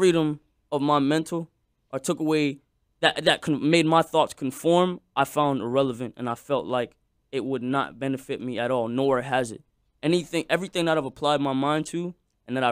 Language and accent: English; Lauderhill, Florida, United States; I'm from Florida